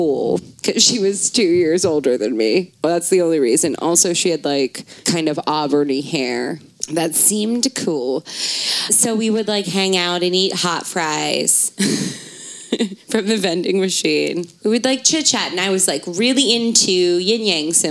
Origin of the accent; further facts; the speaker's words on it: Baltimore, Maryland, United States; I grew up in Baltimore City